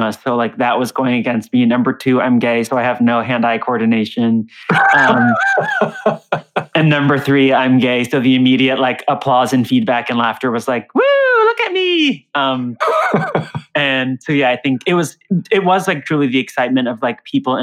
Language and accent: English; Tampa, Florida, United States; now in Brooklyn, United States; was born and raised in Tampa, Florida